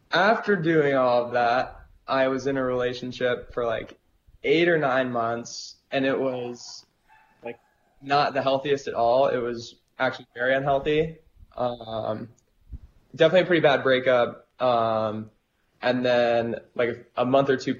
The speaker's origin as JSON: {"language": "English", "area": "Orange County", "region": "California", "country": "United States", "tie": "born or raised there", "also_born_or_lived": "San Francisco", "said": "I grew up in Orange County"}